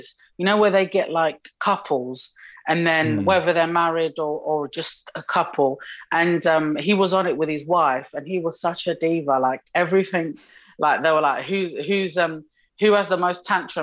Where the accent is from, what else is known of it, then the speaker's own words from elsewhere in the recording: United Kingdom; also born or lived in Morocco; I'm obviously British and Moroccan